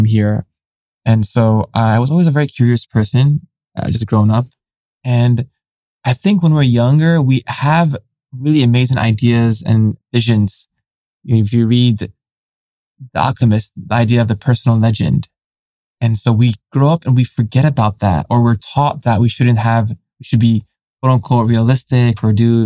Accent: San Francisco, California, United States; growing up as a third culture kid, someone who has parents who immigrated here

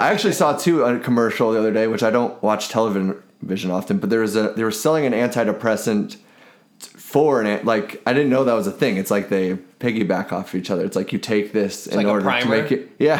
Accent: Seattle, Washington, United States; moved away as an adult; I'm from Seattle, and there's a lot more of that kind of a farm to table thing there and the movement there.

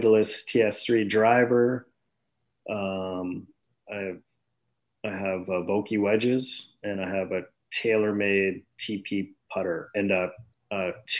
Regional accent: outside of Toronto, Ontario, Canada; now in Toronto, Canada; I grew up outside of Toronto, when I only spent like the odd time coming into Toronto

